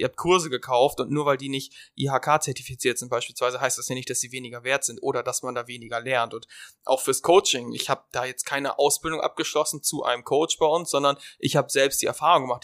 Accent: Germany; wir als Deutsche

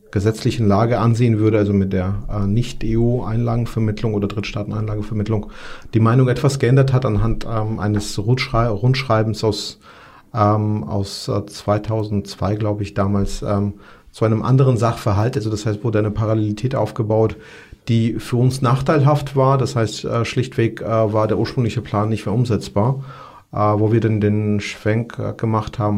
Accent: Georgia; German is a second language; moved away; also ich komme aus Georgien, dort ähm, habe ich tatsächlich auch äh, äh, den Bürgerkrieg erlebt

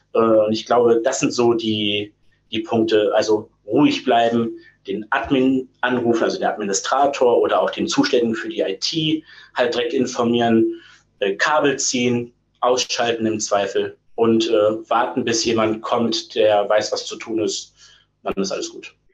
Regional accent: Ruhr area, North Rhine-Westphalia, Germany; moved away; Ich bin gebürtig aus dem Pott

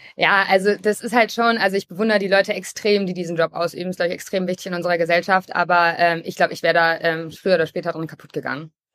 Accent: Hamburg, Germany; ich komme auch aus Hamburg und war früher Kapitänin im Hamburger Hafen.

